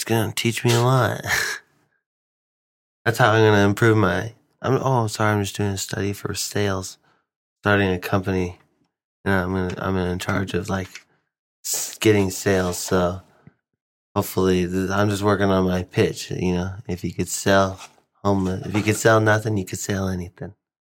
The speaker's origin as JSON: {"language": "English", "country": "Philippines", "said": "Anything helps. I'm Filipino."}